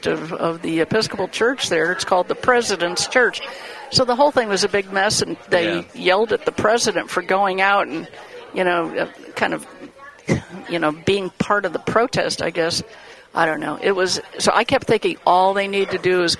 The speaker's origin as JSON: {"language": "English", "region": "New York", "country": "United States", "tie": "born or raised there", "moved": "yes", "said": "north of where I grew up in New York"}